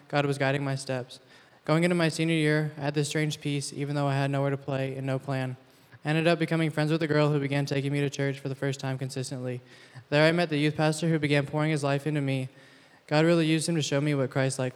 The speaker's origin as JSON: {"language": "English", "region": "East Texas", "country": "United States", "tie": "born or raised there", "moved": "as an adult", "lives_now": "San Diego, United States", "said": "Grew up in a small town in East Texas, but now I'm a student athlete at Point Loma Nazarene University"}